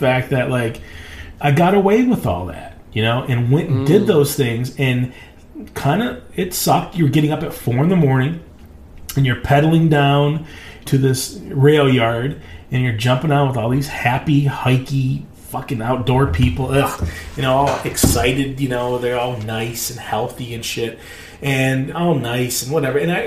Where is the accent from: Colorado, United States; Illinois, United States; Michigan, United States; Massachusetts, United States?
Michigan, United States; Northern; moved away as an adult; also born or lived in Alaska; I'm from Northern Michigan